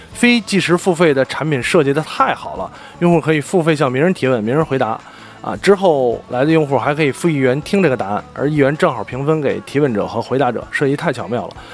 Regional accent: Beijing, China; 因为我身为一个北京人，身边真的有太多北京朋友了

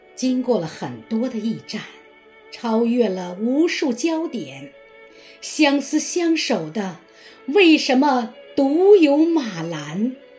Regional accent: Jiaozhuanghu Village, Shunyi District, Beijing, China; 我是来自人民第一堡垒，中国历史文化名村的顺义区焦庄户村民

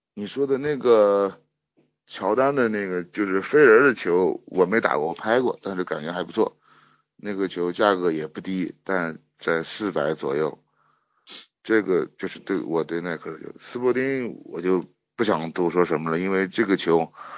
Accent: Shanxi, China; 我是山西的

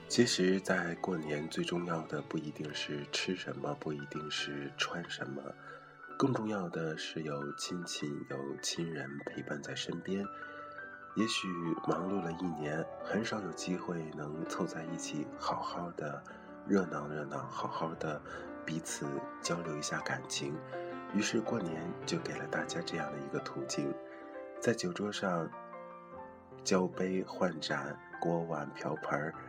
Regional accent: China; 都是中国人

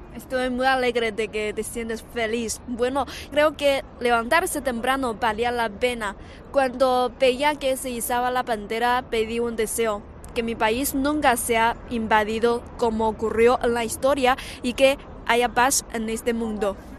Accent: southern China, China; moved away as an adult; now in Beijing, China; soy del sur de China.

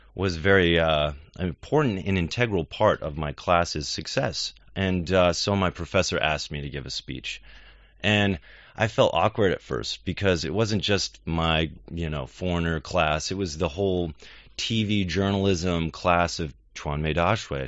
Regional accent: United States; as an American

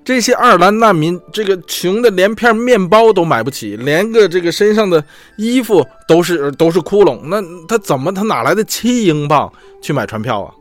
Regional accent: China; 所以作为中国人

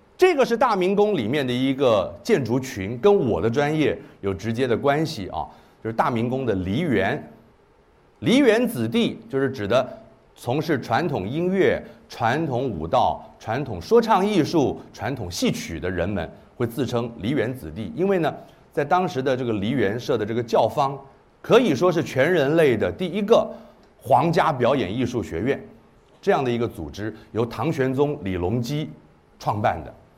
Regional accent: Kaohsiung, Taiwan; 我虽然在台湾出生，一九六四年在台，台，高雄出生的

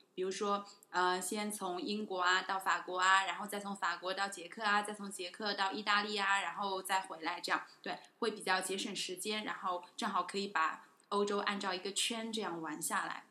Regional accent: China; 作为一个中国人

